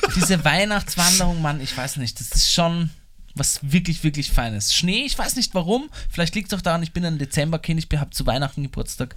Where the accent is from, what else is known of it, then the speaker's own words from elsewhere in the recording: Vienna, Austria; ich zum Beispiel als Wiener